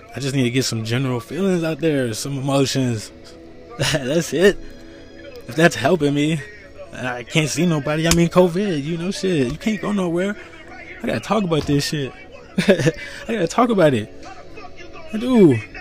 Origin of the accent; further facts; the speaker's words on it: United States; I'm an American. born here. Family born here. Not in this state, but America.